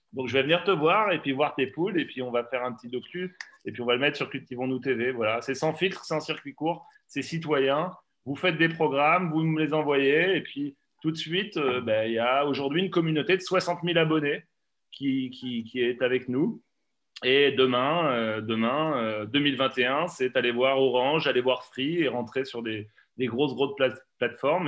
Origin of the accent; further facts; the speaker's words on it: Poitou, Nouvelle-Aquitaine, France; chez moi dans le Poitou